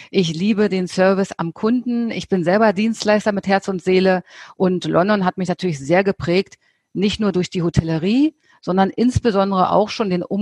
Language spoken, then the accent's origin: German; Germany; Ja, ich bin in Deutschland aufgewachsen